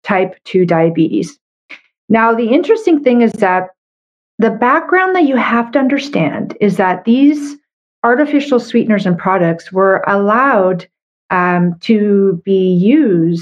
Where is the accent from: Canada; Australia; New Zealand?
Canada; I'm a Canadian medical doctor